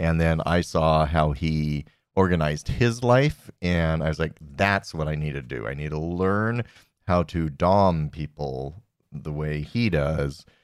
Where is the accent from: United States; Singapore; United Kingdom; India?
United States; I was raised here in America